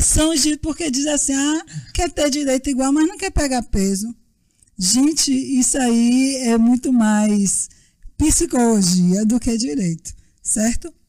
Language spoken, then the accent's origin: Portuguese; Bahia, Brazil; sou baiana, advogada